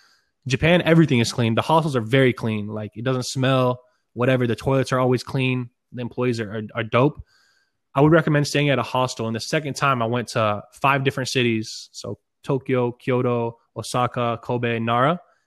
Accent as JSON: {"language": "English", "country": "Israel", "tie": "born there", "said": "Well, I was born in Israel."}